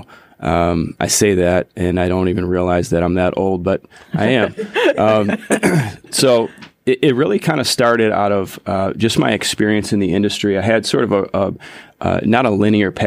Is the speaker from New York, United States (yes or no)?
yes; Buffalo, New York, United States; also born or lived in Colorado Springs, Colorado / Huntersville, North Carolina / Cornelius, North Carolina; now in Lake Norman area, United States; We're both from Buffalo, New York originally.